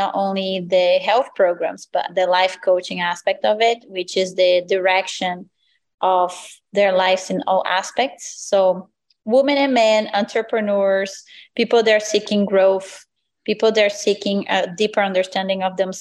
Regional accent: Brazil; moved away as an adult; So I'm originally from Brazil. I grew up there since I was, I was born, and then I turned 18.

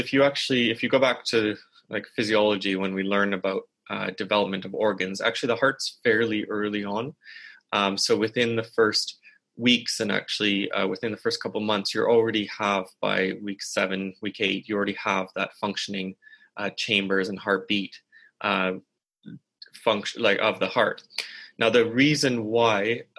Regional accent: Canada; moved away as an adult; now in Oxford, United Kingdom; I'm Canadian.

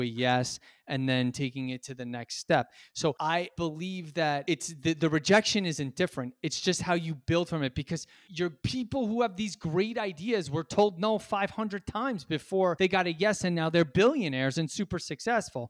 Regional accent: New York City, New York, United States; I'm a New Yorker

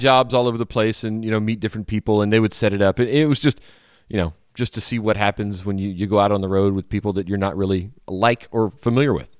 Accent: Louisiana, United States; moved away; New Orleans down in my home state.

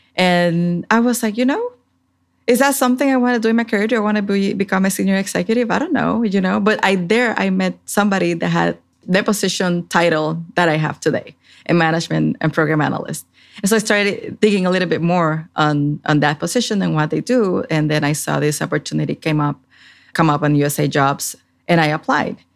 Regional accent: Puerto Rico; moved away as an adult; also born or lived in Washington, D.C.; now in Fredericksburg, United States; I grew up in Puerto Rico in the Caribbean

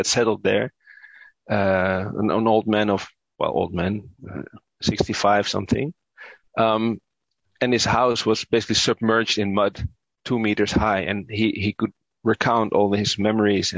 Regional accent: Utrecht, Netherlands; I grew up in the Netherlands, but yeah, of course, my parents are from Indonesia

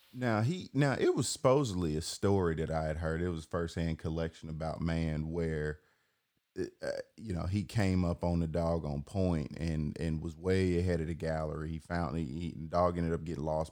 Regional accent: Atlanta, Georgia, United States; I'm born and raised in Atlanta

